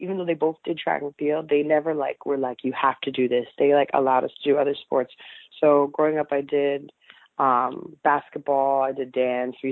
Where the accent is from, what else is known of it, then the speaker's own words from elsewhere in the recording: New York City, New York, United States; I grew up in Staten Island, New York